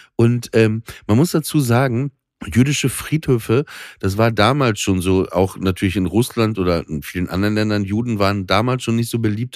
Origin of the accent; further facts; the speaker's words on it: Papenburg, Lower Saxony, Germany; ich bin ja äh, mit Schiffen groß geworden in Papenburg